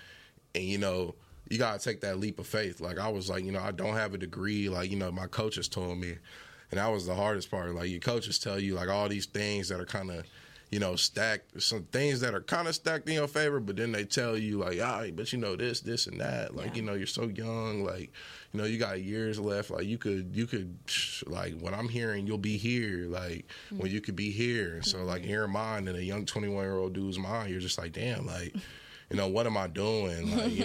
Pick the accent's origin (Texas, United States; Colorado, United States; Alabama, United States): Texas, United States; Fort Worth; I grew up in Fort Worth, went to North Crowley. Yeah. You know, I've been around this my whole life. And now, you know, I'm my hometown team's number one pick.